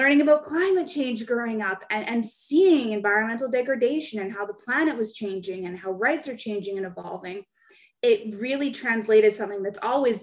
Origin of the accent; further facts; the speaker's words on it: Vancouver, British Columbia, Canada; growing up in Vancouver